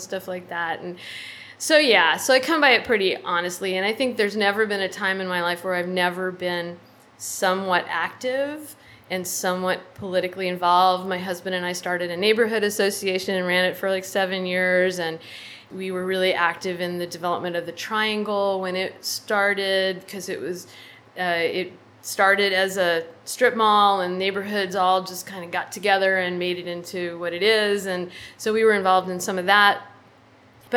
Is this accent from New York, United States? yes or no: no; San Antonio, Texas, United States; now in Austin, United States; I grew up in San Antonio